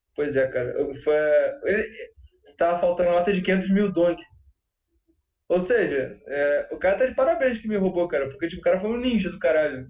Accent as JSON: {"language": "Portuguese", "region": "Rio de Janeiro", "country": "Brazil", "said": "eu sou carioca"}